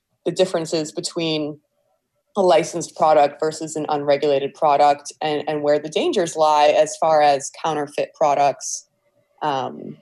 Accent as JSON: {"language": "English", "town": "Cleveland Heights", "region": "Ohio", "country": "United States", "tie": "born or raised there", "said": "I grew up in Cleveland Heights and I went to Heights High School"}